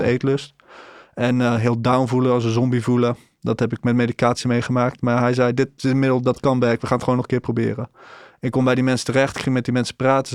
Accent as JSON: {"language": "Dutch", "town": "Breda", "region": "North Brabant", "country": "Netherlands", "said": "ik ben eenendertig jaar, ik kom uit Breda."}